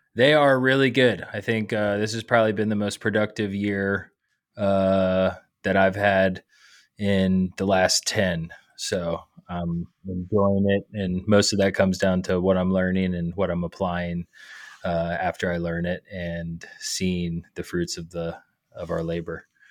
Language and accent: English; Georgia, United States; moved away as an adult; also born or lived in Colorado; now in Michigan, United States; born and raised in Georgia, and went to the University of Georgia